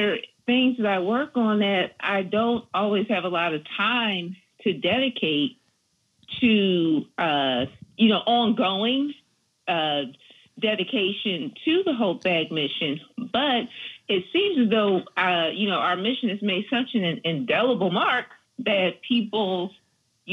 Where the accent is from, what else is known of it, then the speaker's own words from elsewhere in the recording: Philadelphia, Pennsylvania, United States; I'm a Philly born and raised, not West Philadelphia